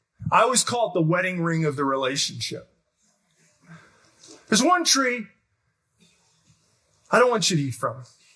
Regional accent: Detroit, Michigan, United States; Because I'm from Detroit. It's like a pancake, right?

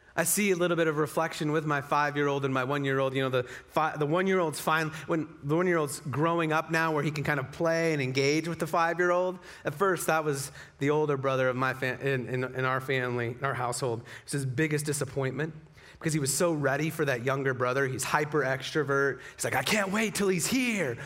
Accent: Utah, United States; moved away; also born or lived in Las Vegas, Nevada; So I'm from Utah as well, like six generations, you know, like family pushed handcarts to get here kind of from Utah

